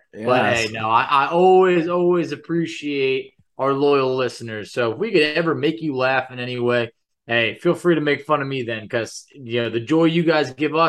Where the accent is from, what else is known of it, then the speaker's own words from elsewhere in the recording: New York, United States; When I was growing up in New York